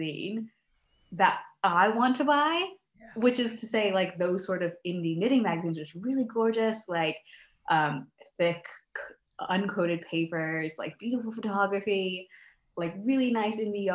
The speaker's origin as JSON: {"language": "English", "country": "United States", "moved": "yes", "lives_now": "Scotland, United Kingdom", "said": "I'm originally from the States, as you can probably tell from my accent"}